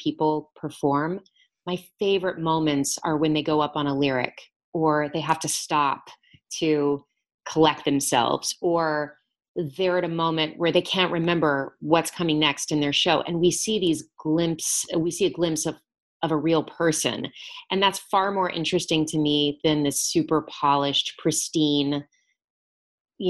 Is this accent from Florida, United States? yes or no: yes; Lakeland, Florida, United States; my hometown of Lakeland, Florida